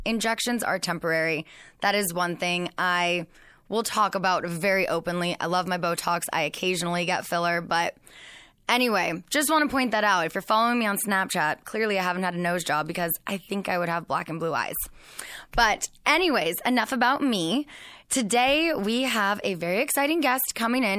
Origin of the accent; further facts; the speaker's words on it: West Coast, United States; growing up on the West Coast